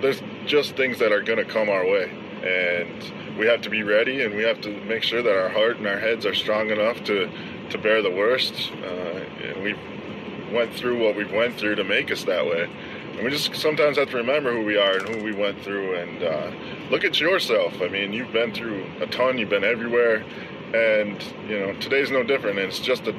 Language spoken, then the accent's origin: English; Minnesota, United States; Yes, I am a northerner. I'm from Minnesota, born and raised.